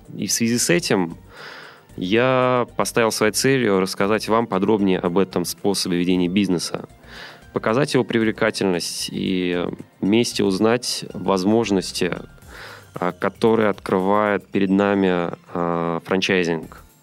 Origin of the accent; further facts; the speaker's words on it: Saint Petersburg, Russia; moved away as an adult; now in Moscow, Russia; Сам я родом из Петербурга